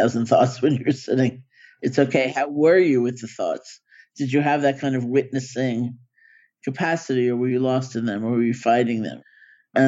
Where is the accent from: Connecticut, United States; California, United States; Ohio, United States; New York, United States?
New York, United States; New York City; I grew up in New York City.